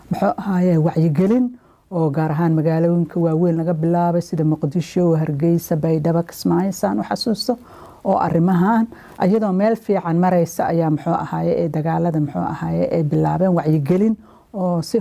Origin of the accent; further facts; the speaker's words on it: Somalia; moved away as an adult; now in Netherlands; aniga waxaan ka imid wadanka soomaaliya aan ku dhashay kuna barbaaray